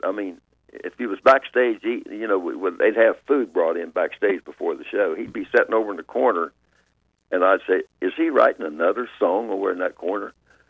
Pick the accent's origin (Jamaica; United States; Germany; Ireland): United States; Sinking Spring, Ohio; my hometown of Highland County and down in Hillsboro and Peebles, and my hometown of Sinking Springs